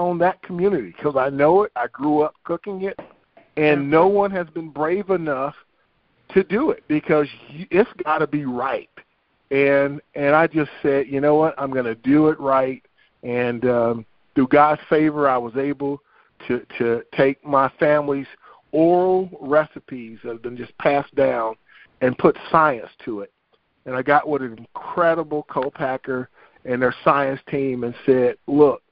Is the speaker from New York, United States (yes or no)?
no; South Carolina, United States; I'm from South Carolina. We eat from the rooter to the tooter, from the snout to the tail.